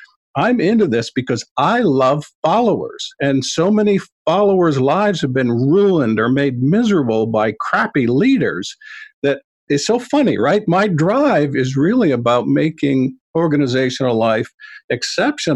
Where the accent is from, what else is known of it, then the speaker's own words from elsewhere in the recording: Maine, United States; moved away; also born or lived in Long Island / Pennsylvania; I'm a Maine boy originally, so I was born and brought up in Maine on a dairy farm